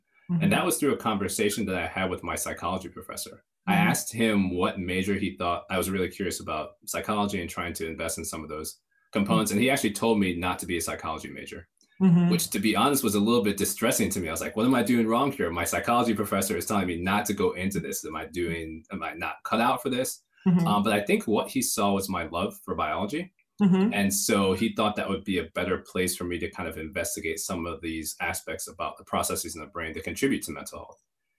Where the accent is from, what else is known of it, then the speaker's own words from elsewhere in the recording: Michigan, United States; also born or lived in Atlanta / North Carolina; So grew up in Michigan primarily. But we moved around quite a bit. So we were also in Atlanta at one point, also in North Carolina